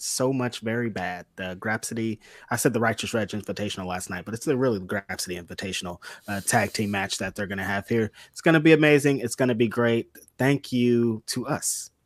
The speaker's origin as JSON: {"language": "English", "town": "Bakersfield", "region": "California", "country": "United States", "tie": "born or raised there", "said": "I'm from like, Bakersfield, California. Like 90 percent of my schools were Latino"}